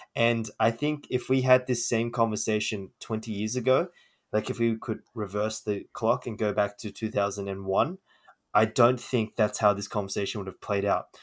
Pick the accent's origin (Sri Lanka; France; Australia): Australia; I was born in Australia